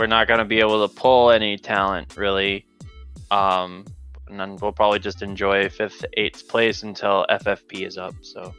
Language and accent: English; United States